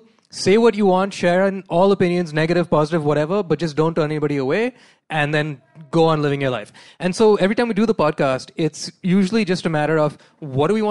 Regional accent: Mumbai, Maharashtra, India; I was born in Breach Candy Hospital

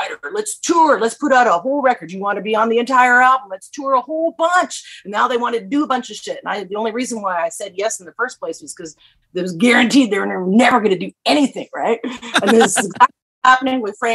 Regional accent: Vancouver, British Columbia, Canada; moved away; also born or lived in Saskatchewan; I was born in Vancouver

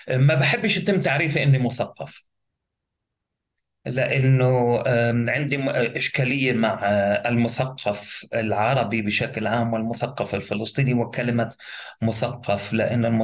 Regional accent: Gaza, Gaza Strip, Palestine; also born or lived in Nuseirat; اساسا لاجئ فلسطيني. الوالد والوالده من قريه زرنوقه المطهرة عرقيا عام 48 وهي قضاء الرملة ولدت في مخيم النصيرات للاجئين الفلسطينيين في قطاع غزة آه، لكن معظم حياتي قضيتها آه، يعني في مدينة غزة

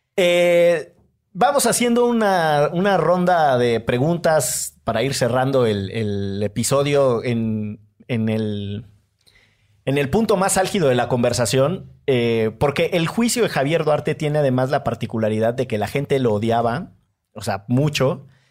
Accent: Orizaba, Veracruz, Mexico; moved away; also born or lived in Monterrey; yo soy de Orizaba

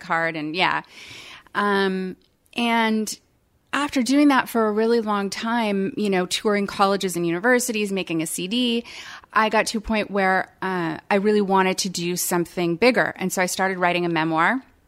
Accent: Palo Alto, California, United States; now in Savannah, United States; I was born and raised in Palo Alto, California

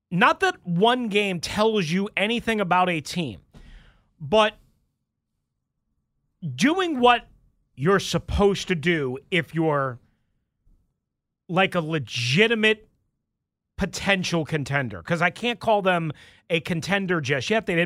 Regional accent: Long Island, New York, United States; not from Staten Island. I'm from Long Island.

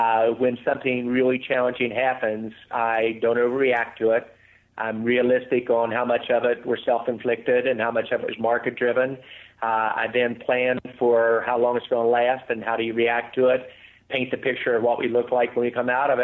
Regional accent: West Virginia, United States; Growing up in West Virginia

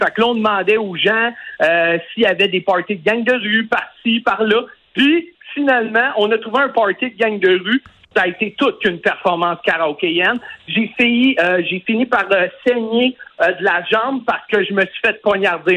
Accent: Lévis, Quebec, Canada; je suis originaire de Lévis

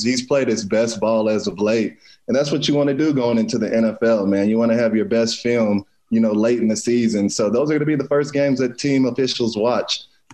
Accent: Pflugerville, Texas, United States; moved away as an adult; now in Kansas City, United States; my hometown school, Spring Hill, out in Pflugerville

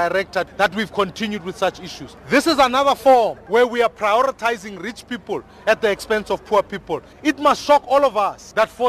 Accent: South Africa; I am proud South African.

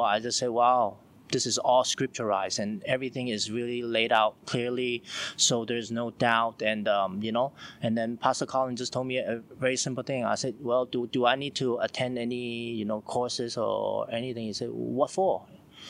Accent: Hong Kong; now in China; I'm from Hong Kong, and now I'm staying in China

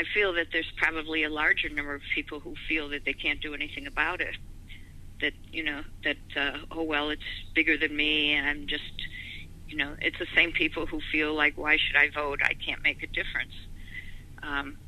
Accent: Illinois, United States; now in Los Angeles, United States; I'm originally from the Midwest, originally from Illinois

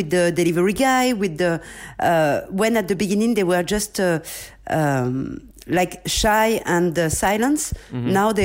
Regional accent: France; now in India; I come from France

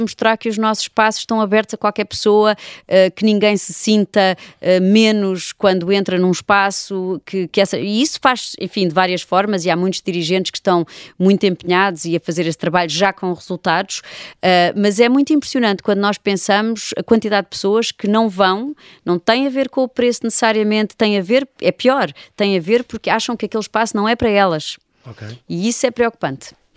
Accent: Lisbon, Portugal; eu, como Lisboeta

